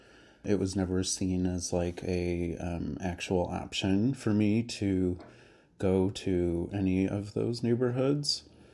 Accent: Naperville, Illinois, United States; also born or lived in Little Village, Chicago; now in Chicago, United States; I'm 28. I live in Little Village, but I grew up in Naperville.

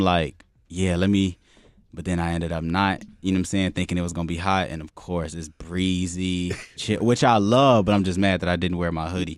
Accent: Chicago, Illinois, United States; moved away; also born or lived in Tinley Park / Florida; I'm a Muslim, born and raised in Chicago, moved around, like, twenty times in my life

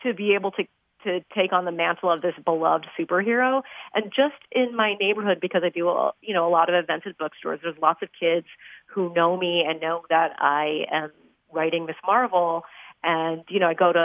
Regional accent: Chicago, Illinois, United States; my hometown

